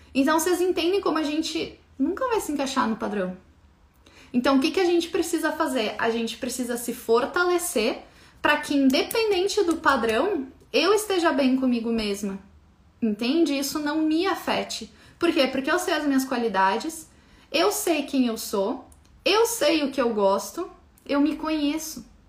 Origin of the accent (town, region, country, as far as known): Brazil